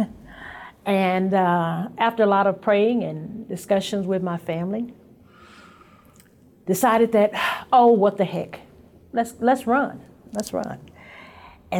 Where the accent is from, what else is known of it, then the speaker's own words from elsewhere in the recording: Lubbock, Texas, United States; outside of the time that I went off to college, I lived there